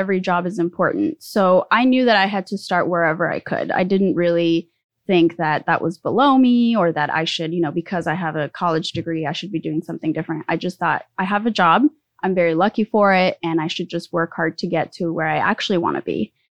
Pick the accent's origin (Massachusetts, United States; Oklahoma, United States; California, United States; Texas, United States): California, United States; also born or lived in Mexico City, Mexico; So I was born in Mexico City. I moved to the U.S. at the age of 7. We moved to Southern California, and have lived in 3 different states since then and many cities, and ended up here in Sacramento.